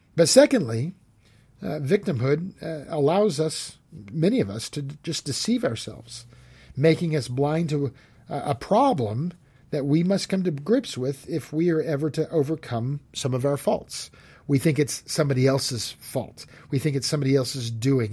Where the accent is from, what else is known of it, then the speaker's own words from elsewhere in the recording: San Jose, California, United States; moved away as an adult; also born or lived in Smith Rock area, Oregon; now in Oregon, United States; I grew up in, uh, California in the Bay Area. I grew up in San Jose